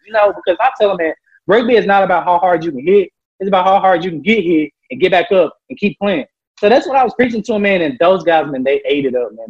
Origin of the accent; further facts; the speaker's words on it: Memphis, Tennessee, United States; moved away; I'm from Memphis, Tennessee